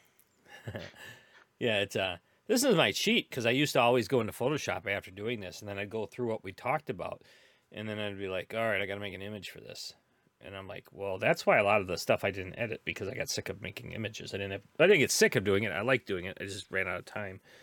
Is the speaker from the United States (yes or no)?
yes; Milwaukee, Wisconsin, United States; it is my hometown